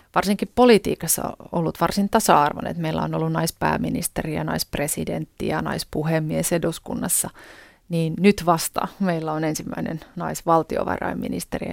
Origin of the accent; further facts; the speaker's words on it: Kokkola, Central Ostrobothnia, Finland; silloisessa kotikaupungissani ja nykyisessäkin kotikaupungissani Kokkolassa